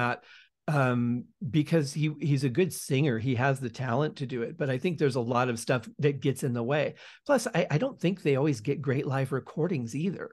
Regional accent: outside of Detroit, Michigan, United States; now in Las Vegas, United States; I was born just outside of Detroit

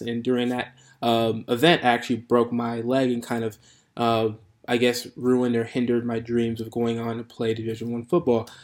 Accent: Chicago, Illinois, United States; moved away as an adult; now in Santa Clara, United States; so I'm from the Chicagoland area. That's where I born, raised, grew up there

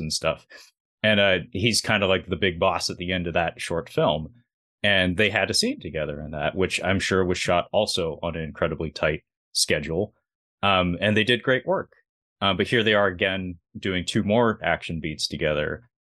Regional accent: Seattle, Washington, United States; I'm from Seattle

